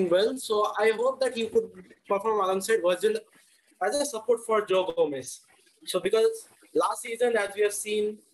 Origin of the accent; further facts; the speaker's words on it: Kolkata, West Bengal, India; now in Chennai, India; I'm from Kolkata, but I currently reside in Chennai.